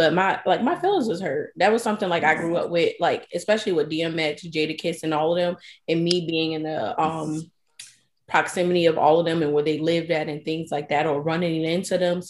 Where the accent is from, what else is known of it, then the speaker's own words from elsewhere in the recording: Yonkers, New York, United States; I'm from Yonkers. I'm listening. I'm from Yonkers, New York.